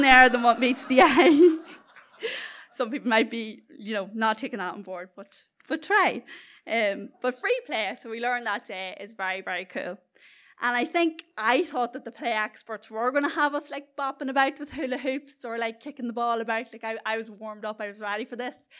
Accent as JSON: {"language": "English", "area": "South Armagh", "region": "Northern Ireland", "country": "United Kingdom", "accent": "culchie", "said": "I come from the beautifully scenic middle of nowhere, South Armagh"}